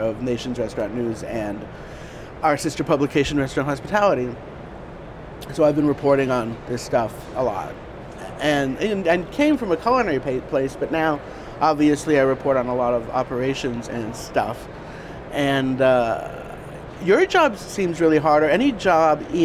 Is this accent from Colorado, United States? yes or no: yes; Denver, Colorado, United States; moved away as an adult; also born or lived in Thailand; now in New York, United States; went back to Denver, which is my hometown